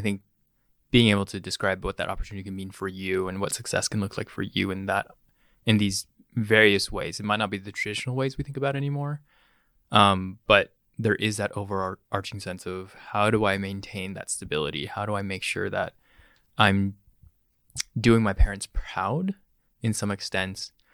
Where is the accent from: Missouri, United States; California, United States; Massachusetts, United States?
California, United States; Bay Area; So I was born and raised in the Bay Area. Grew up in the South Bay and the Peni-, Peninsula.